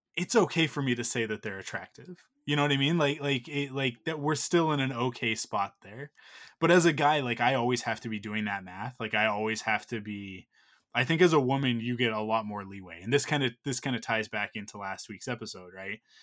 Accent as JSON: {"language": "English", "country": "Canada", "said": "we're Canadian"}